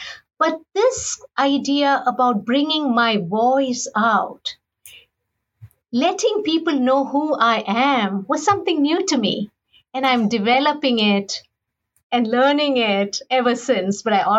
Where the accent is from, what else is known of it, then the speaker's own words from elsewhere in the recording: India; moved away; I grew up in India.